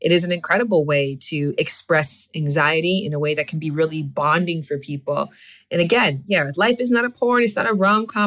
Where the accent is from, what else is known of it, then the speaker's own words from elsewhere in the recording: Canada; moved away as an adult; I'm from Canada